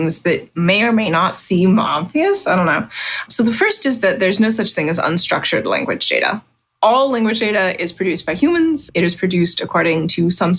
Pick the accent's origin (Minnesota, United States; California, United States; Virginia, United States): Virginia, United States; I'm from Virginia